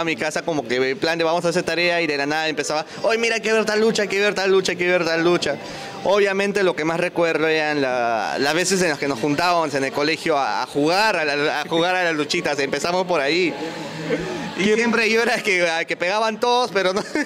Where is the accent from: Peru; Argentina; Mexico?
Peru; Huancayo, Junín; moved away as an adult; now in Lima, Peru; soy de Huancayo, o sea, mi base es Huancayo